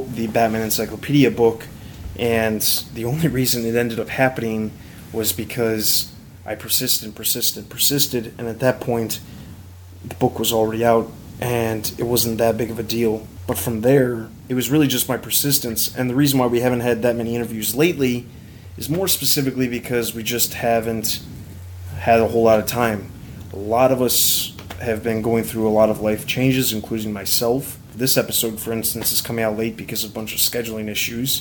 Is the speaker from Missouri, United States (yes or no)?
no; Chicago, Illinois, United States; moved away; also born or lived in Kansas; I'm originally from Chicago too